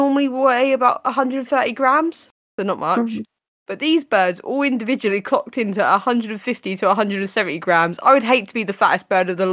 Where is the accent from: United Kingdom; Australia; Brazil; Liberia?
United Kingdom; We're British